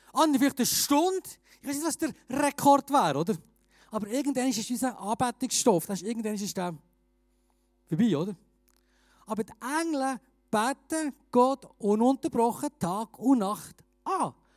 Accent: Bern, Switzerland; moved away as an adult; also born or lived in Graubünden; now in Chur, Switzerland; ich bin ursprünglich Berner

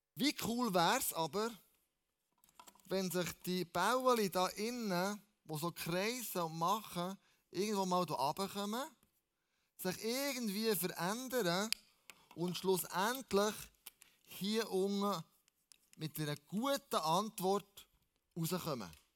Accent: Switzerland; wir als Schweizer

